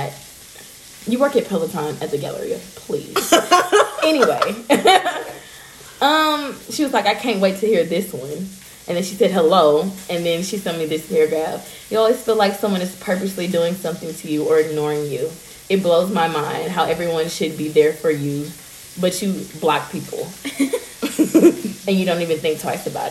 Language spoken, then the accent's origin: English; Beaumont, Texas, United States; I'm from Beaumont, Texas. The 409